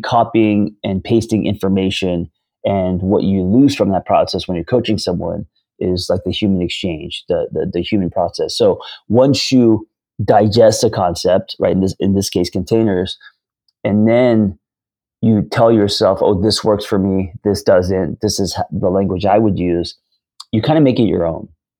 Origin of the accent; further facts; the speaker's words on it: Hollywood, California, United States; So me growing up in Hollywood and pursuing screenwriting for most of my 20s and 30s, I was pseudo, right?